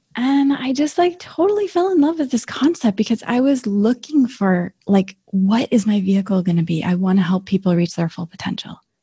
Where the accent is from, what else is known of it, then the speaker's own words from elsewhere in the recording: northern Michigan, United States; moved away; also born or lived in St. Ignace, Michigan; I was seven years old. I was living in this teeny tiny little town in northern Michigan, living on a lake